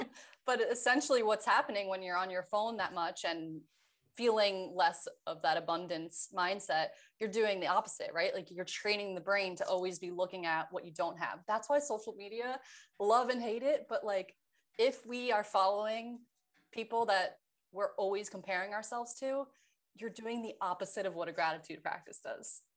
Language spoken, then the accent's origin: English; New York, United States; moved away as an adult; now in California, United States; I was from New York